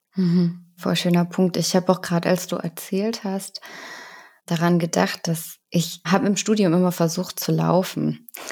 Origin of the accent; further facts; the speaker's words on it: Germany; bei uns in Deutschland